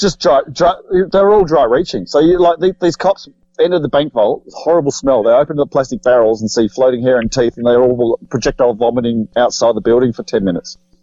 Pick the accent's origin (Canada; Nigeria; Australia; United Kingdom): Australia; Adelaide, South Australia; I was from Australia, from Adelaide